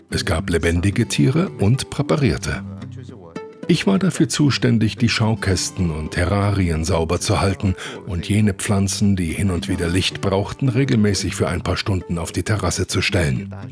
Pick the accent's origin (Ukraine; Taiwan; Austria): Taiwan; Taipei; Nein, ich bin mitten in Taipei aufgewachsen. Im Zentrum der Stadt in einem riesengroßen Hochhaus.